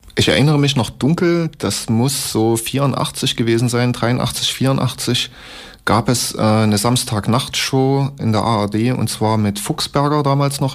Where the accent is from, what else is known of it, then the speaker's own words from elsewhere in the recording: Leipzig, Saxony, Germany; Ich komme aus Leipzig, bin fast 36 Jahre alt